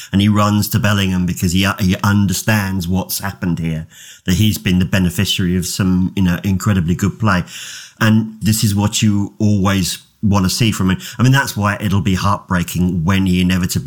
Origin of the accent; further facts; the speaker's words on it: England, United Kingdom; I'm English